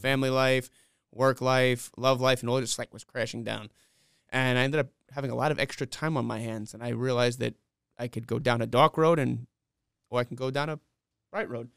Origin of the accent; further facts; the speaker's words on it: New York City, New York, United States; moved away as an adult; now in Rock Hill, United States; I grew up in Flushing, Queens